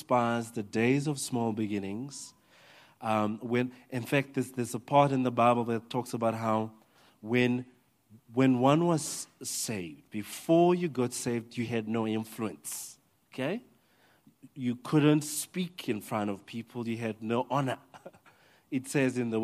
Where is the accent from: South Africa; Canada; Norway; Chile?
South Africa; Limpopo; moved away; my hometown in Limpopo